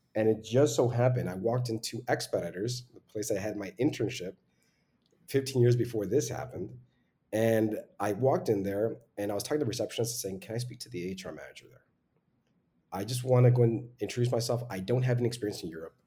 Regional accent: Laredo, Texas, United States; I'm originally from Laredo, which is on the US Mexico border, just two hours south of San Antonio

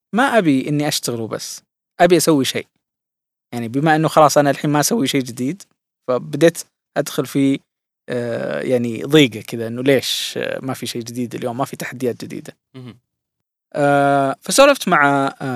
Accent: Saudi Arabia; عندنا في السعودية

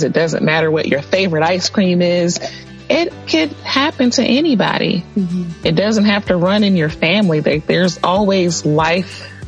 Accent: Pontiac, Michigan, United States; moved away as an adult; now in Tennessee, United States; I'm originally from Michigan, Pontiac, Michigan. I relocated here in pursuit of an education.

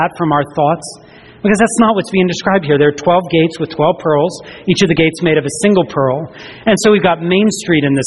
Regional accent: the South, United States; I grew up in the South

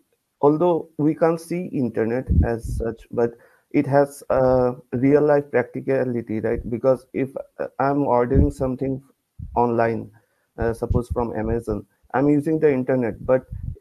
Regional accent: India; I'm from India

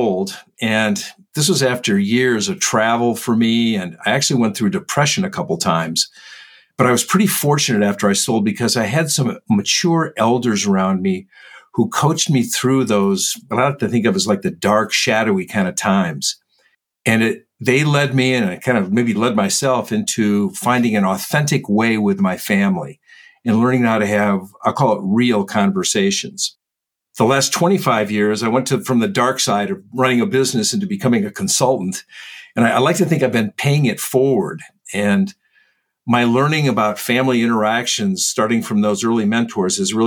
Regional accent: Midwest, United States; I was brought up in the Midwest in the United States

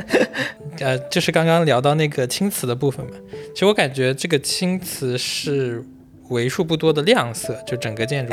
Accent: Zhejiang, China; 因为我们都是浙江人嘛

